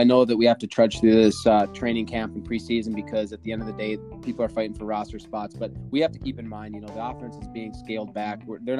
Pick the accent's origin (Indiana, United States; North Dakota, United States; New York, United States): North Dakota, United States; born and raised in North Dakota, smack in the middle of Vikings country.